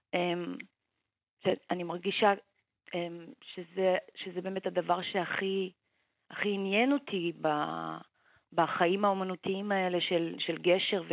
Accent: Israel

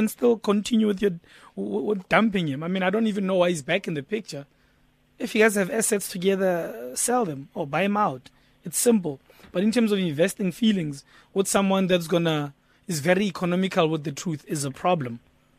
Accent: Zimbabwe; now in South Africa; I'm not from South Africa. I'm from Zim. But now I've got citizenship.

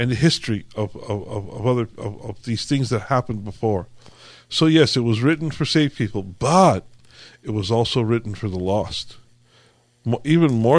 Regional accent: California, United States; I was born and raised here in California. I've been here all my life

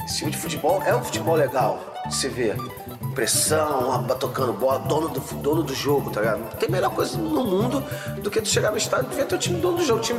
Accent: Rio de Janeiro, Brazil; Eu sou, eu sou carioca, rubro-negro, sou da maioria

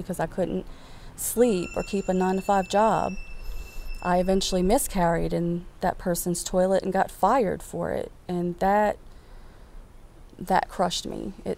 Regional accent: West Bank, Louisiana, United States; I am originally from the West Bank

